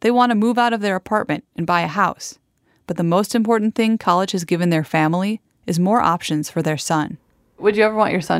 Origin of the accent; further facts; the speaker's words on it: Indiana, United States; I mean, growing up in Indiana, I'd, I'd never heard of like